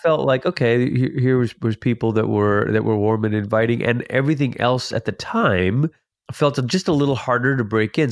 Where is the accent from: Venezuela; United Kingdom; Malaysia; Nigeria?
Malaysia; also born or lived in Portland, Oregon, United States; now in United States; I'm originally from Malaysia. It's where I'm from.